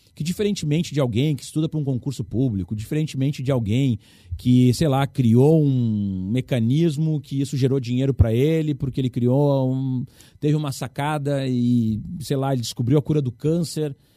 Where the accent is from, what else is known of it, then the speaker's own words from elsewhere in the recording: Rio Grande do Sul, Brazil; no nosso estado